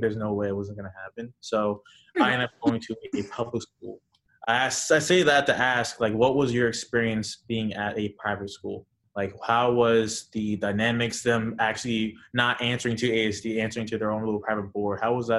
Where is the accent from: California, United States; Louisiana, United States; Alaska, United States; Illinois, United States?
Alaska, United States; now in Florida, United States; We grew up in Alaska, even though I live in Florida now, which is Lower 48.